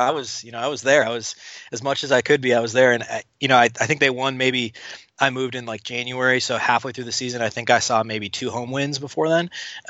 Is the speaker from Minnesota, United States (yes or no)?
yes; Minnesota, United States; moved away as an adult; now in Oklahoma City, United States; I grew up in Minnesota. Yeah, I was in Minnesota. I've actually lived in Oklahoma City now for almost 8 years.